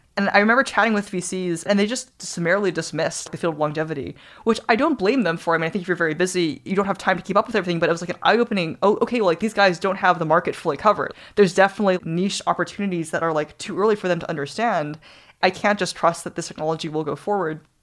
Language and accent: English; New Zealand; moved away; growing up in New Zealand